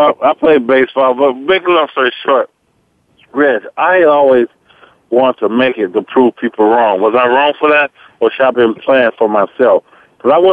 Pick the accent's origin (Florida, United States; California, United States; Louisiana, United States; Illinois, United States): Illinois, United States; Robbins; I grew up in Robbins, Illinois, bad town